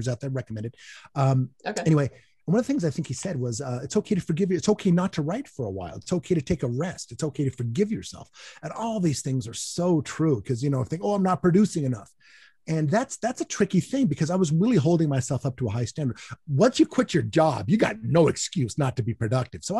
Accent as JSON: {"language": "English", "country": "United States", "said": "I am an American"}